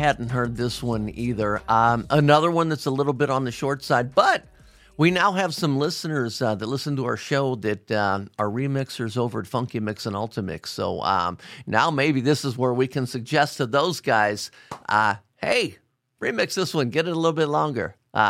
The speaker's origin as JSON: {"language": "English", "town": "Cincinnati", "region": "Ohio", "country": "United States", "tie": "born or raised there", "said": "you are getting ready to come to my hometown of Cincinnati, Ohio"}